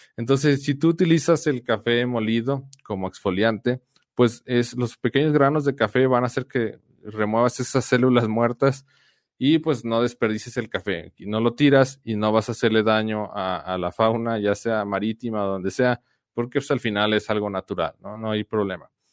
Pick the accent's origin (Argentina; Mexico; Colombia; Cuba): Mexico; Guadalajara, Jalisco; now in San Luis Potosí, Mexico; Mi esposa y yo somos de Guadalajara